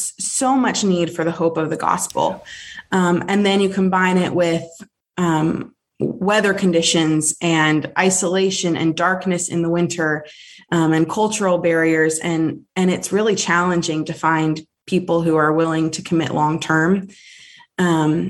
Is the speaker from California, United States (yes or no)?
no; Alaska, United States; moved away; also born or lived in South Carolina; I'm from Alaska, but I moved back to Alaska